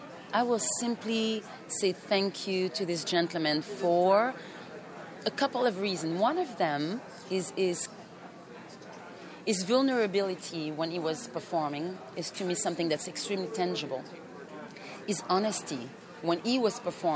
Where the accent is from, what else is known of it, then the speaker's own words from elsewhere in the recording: France; English is a second language; also born or lived in Cameroon; I am a mixed. I am from France, from my dad, and I'm a mixed. My mom is from Africa and the French West Indies. I was raised in Cameroon and in France at one time.